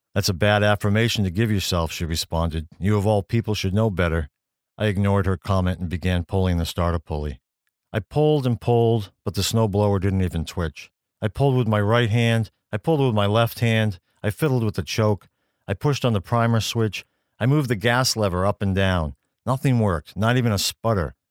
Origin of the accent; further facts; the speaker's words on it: Maine, United States; my home state of Maine